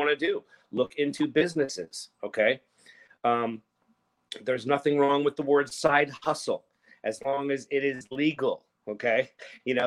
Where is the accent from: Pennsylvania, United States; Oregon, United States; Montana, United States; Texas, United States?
Pennsylvania, United States; Philadelphia; moved away as an adult; also born or lived in New York City, United States; now in Los Angeles, United States; I grew up on the East Coast, and I moved down here to Los Angeles from Philadelphia